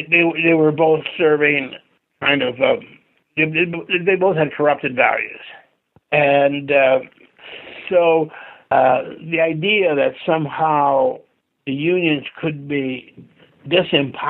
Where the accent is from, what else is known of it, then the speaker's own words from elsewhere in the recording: Michigan, United States; growing up in Michigan